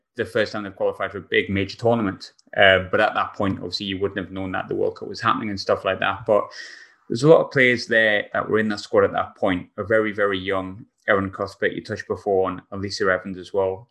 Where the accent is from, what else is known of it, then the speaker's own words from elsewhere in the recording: England, United Kingdom; now in Glasgow, United Kingdom; I'm also English.